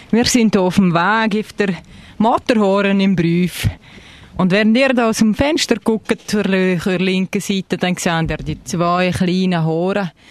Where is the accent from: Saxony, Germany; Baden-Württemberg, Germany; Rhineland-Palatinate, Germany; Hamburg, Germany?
Baden-Württemberg, Germany; Freiburg; Ich komme aus Freiburg. Ja, aus Deutschland.